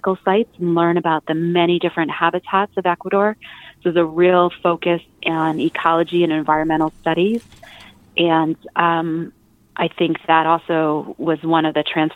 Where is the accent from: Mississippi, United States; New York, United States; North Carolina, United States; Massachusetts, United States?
New York, United States; Altamont; also born or lived in Guilderland, New York; growing up in Altamont. We moved up to the hill in 1986. So I started living in Gilderland and then moved up into Altamont and continued to go to the Gilderland public schools